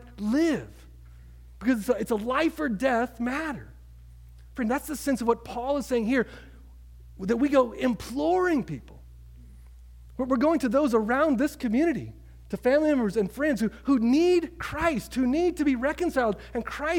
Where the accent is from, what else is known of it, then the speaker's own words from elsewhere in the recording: Oklahoma, United States; moved away as an adult; now in Boston, United States; I grew up in Oklahoma